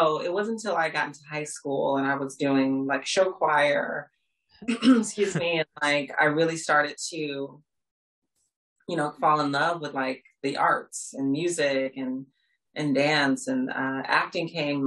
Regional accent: Chicago, Illinois, United States; moved away as an adult; now in Los Angeles, United States; I grew up in Chicago

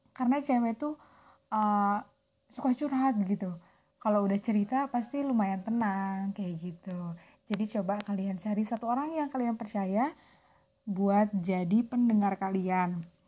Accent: Soreang, West Java, Indonesia; Aku orang Soreang. Balik Bandung asli.

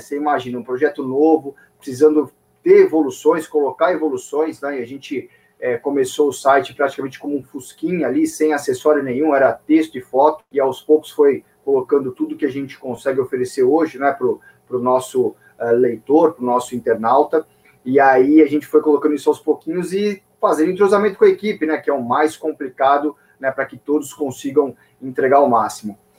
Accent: São Paulo, Brazil; sou de São Paulo, nascido e criado em São Paulo

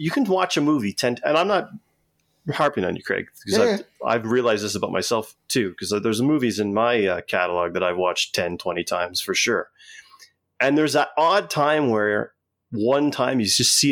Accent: Tecumseh, Ontario, Canada; also born or lived in Windsor, Ontario; I moved from Windsor to Tecumseh when I was in grade 3.

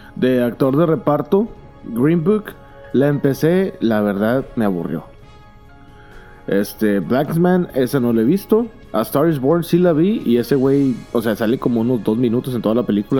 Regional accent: Mexico; soy mexicano y no soy malinchista

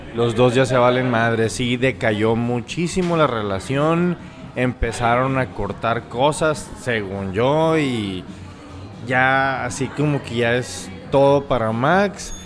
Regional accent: Mexico; also born or lived in Hermosillo, Sonora; nuestra fecha como mexicanos de independencia

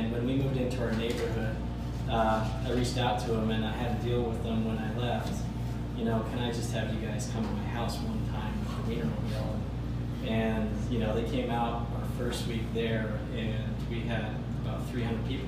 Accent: Salt Lake City, Utah, United States; moved away as an adult; also born or lived in Chicago area / Arkansas; I grew up in Salt Lake

